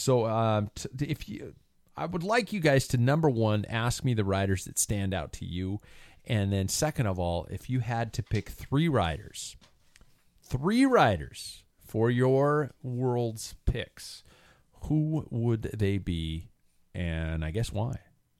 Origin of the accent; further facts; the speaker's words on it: United States; I have to mention the United States because it's my job, because we're from the United States.